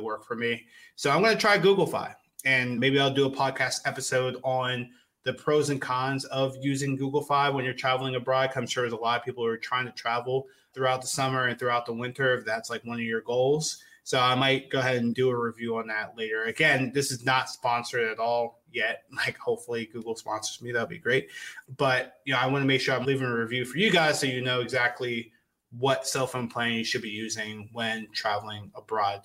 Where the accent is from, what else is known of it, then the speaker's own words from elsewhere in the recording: United States; I am American through and through.